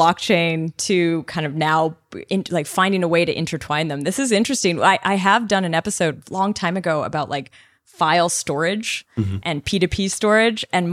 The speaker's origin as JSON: {"language": "English", "town": "Montreal", "region": "Quebec", "country": "Canada", "tie": "born or raised there", "said": "Even in Montreal, I had a very similar thing where as a 16-year-old"}